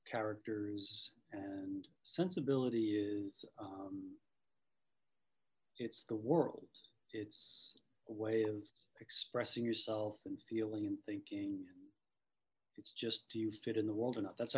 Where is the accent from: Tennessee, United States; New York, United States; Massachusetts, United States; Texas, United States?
Massachusetts, United States; Boston; accent: Boston; I lost my my severe Boston accent to the point now where I couldn't do it again if I wanted to.